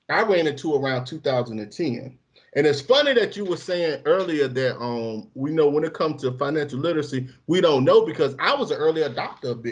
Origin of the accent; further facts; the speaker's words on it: Bolton, North West England, United Kingdom; I'm I'm from I'm from a poor area you know what I'm saying? I'm from Bolton.